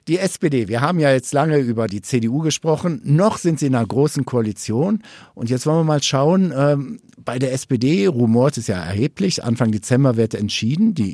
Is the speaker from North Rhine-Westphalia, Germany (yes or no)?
yes; North Rhine-Westphalia, Germany; Jetzt kommen wir beide ja ursprünglich aus NRW.